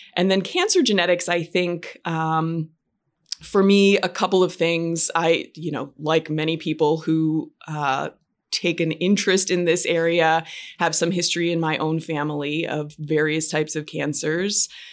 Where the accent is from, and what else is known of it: Western Pennsylvania, United States; also born or lived in Michigan; now in New York, United States